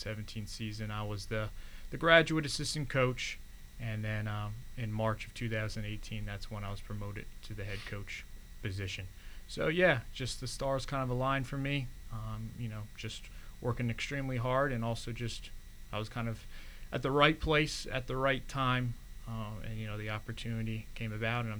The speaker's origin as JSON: {"language": "English", "town": "Allentown", "region": "Pennsylvania", "country": "United States", "tie": "born or raised there", "moved": "as an adult", "said": "I was originally born and raised in Allentown, Pennsylvania"}